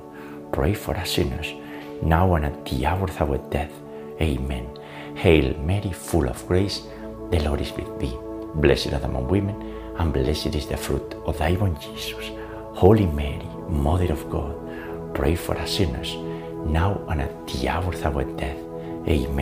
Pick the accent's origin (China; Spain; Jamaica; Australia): Spain; now in United States; I was born in Spain, but the US is our new home